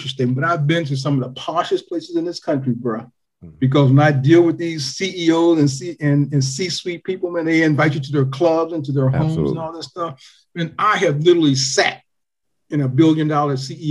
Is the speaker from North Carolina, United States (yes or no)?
no; Toledo, Ohio, United States; also born or lived in Greenwood, Mississippi; I was born in Mississippi, but when people ask me where I'm from, I say Ohio. I say Toledo